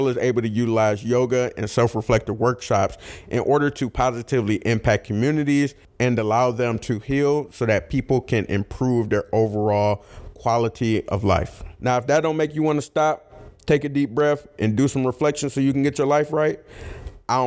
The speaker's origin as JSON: {"language": "English", "town": "Detroit", "region": "Michigan", "country": "United States", "said": "we're from Detroit"}